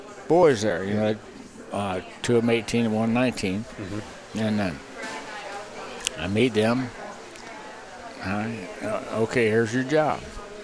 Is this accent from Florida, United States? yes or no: yes; Miami, Florida, United States; No idea. I was from Miami. I had never seen the stuff they call snow.